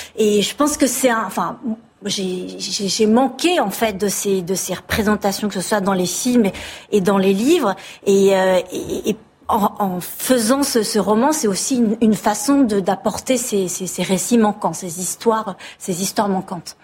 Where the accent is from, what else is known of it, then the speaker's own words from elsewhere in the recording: France; first language French; je suis née en France et, que ma langue maternelle est le français